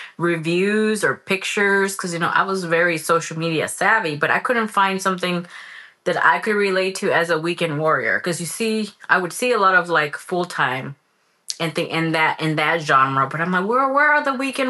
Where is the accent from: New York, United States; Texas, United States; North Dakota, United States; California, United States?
California, United States; moved away as an adult; I'm from California